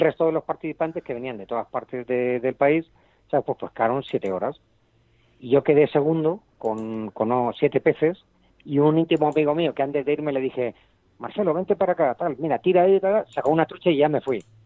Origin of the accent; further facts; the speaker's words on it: Spain; now in Chile; yo soy español